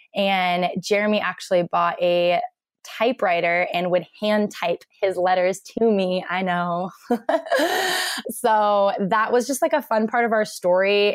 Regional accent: Portland, Oregon, United States; also born or lived in Bend, Oregon; I grew up in Portland, Oregon.

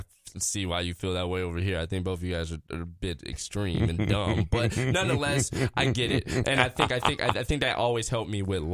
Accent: Minneapolis, Minnesota, United States; I grew up in North Minneapolis, 37th and 12th Humboldt Avenue North, right across the street from Farwell Park

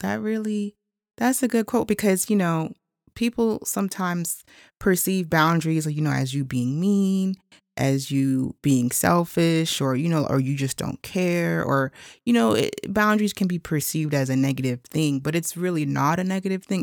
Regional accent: United States; I'm actually Haitian American. So my mother and father are both from Haiti, and I was born here in the States

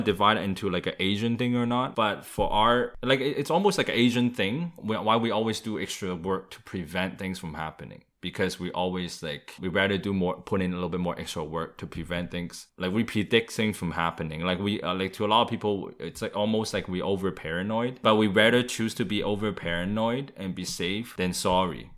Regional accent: Vancouver, British Columbia, Canada; growing up in Vancouver

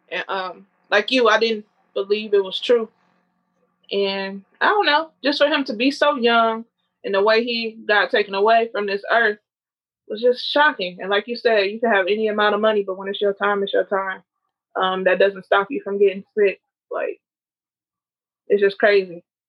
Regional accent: Ypsilanti, Michigan, United States; also born or lived in Battle Creek, Michigan; I'm actually from Ypsilanti.

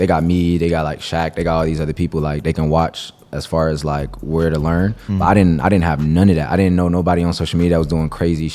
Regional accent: Cleveland, Ohio, United States; I grew up in Cleveland

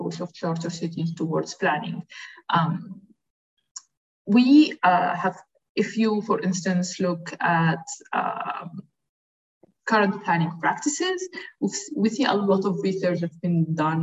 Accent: Alexandria, Alexandria Governorate, Egypt; I'm originally from Alexandria, Egypt

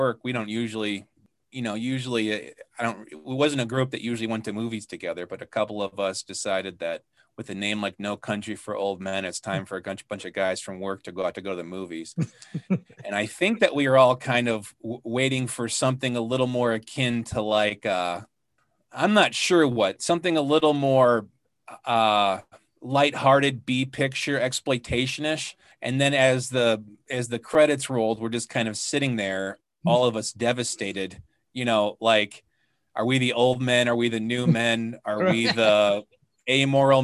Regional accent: Chicago, Illinois, United States; I am from Chicago

